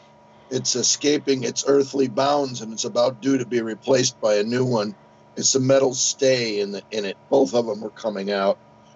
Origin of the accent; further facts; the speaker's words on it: Chicago, Illinois, United States; moved away as an adult; now in Arizona, United States; I'm 63. I came from Chicago about 43 years ago to Arizona, and I just decided to bloom where I was planted.